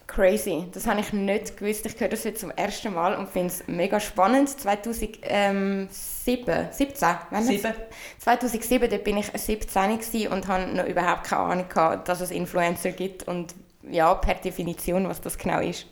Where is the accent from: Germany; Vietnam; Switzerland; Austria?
Switzerland; accent: Swiss German; ich rede auf Schweizerdeutsch